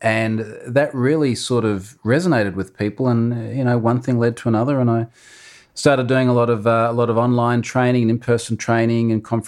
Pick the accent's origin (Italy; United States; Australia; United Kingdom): Australia; I am an Australian.